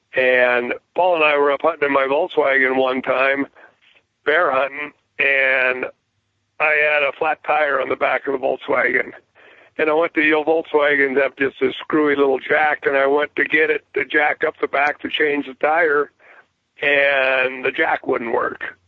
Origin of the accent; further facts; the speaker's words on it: Bozeman, Montana, United States; now in Three Forks, United States; I was born and raised in Bozeman, Montana, and uh, which is just 30 miles away from where I'm at now.